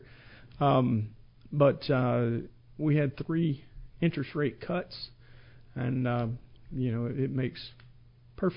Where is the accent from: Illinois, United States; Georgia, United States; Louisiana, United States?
Georgia, United States; moved away as an adult; also born or lived in Grand Forks, North Dakota; I grew up in Georgia